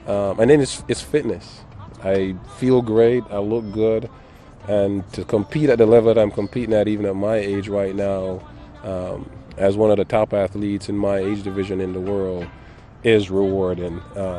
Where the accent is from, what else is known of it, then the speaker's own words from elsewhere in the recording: Gregory Park, Saint Catherine, Jamaica; also born or lived in Kingston, Jamaica; I was born in Kingston, moved to Gregor Park in St. Catherine, and just used to always run to the store for every little thing that we needed to buy